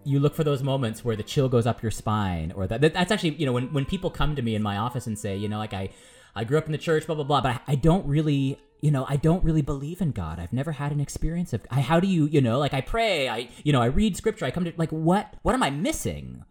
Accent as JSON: {"language": "English", "country": "United States", "said": "I'm American"}